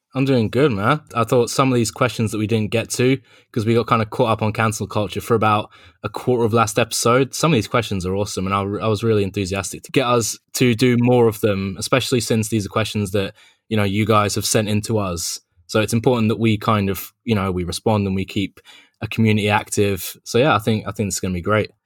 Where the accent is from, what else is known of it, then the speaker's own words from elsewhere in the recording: London, United Kingdom; I'm from London, if you can't tell